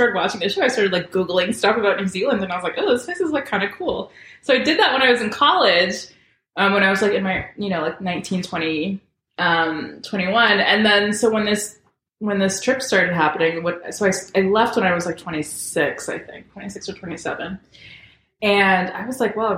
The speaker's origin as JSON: {"language": "English", "country": "United States", "tie": "born or raised there", "also_born_or_lived": "St. Thomas, US Virgin Islands", "said": "I grew up in America, and so my concept of like racialized identity is very firmly an American one"}